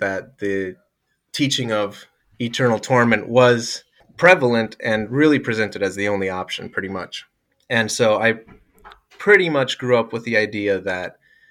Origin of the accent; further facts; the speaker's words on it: Bolivia; Yeah, so I grew up in Bolivia. My family moved there when I was 3 to be missionaries with South America Mission, and I generally loved it.